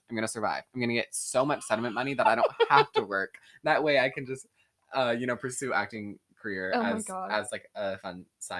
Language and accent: English; Atlanta, Georgia, United States; I'm very thankful that I grew up in Atlanta because I feel like it's a perfect balance between city